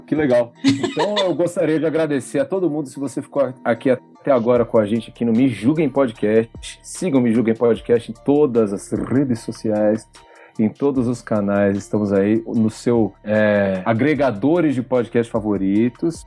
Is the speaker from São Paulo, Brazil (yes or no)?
yes; São Paulo, Brazil; a gente é de São Paulo